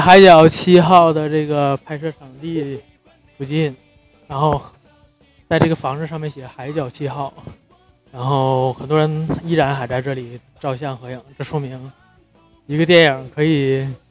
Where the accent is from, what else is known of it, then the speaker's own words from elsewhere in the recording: Northeast China, China; 我们两个东北人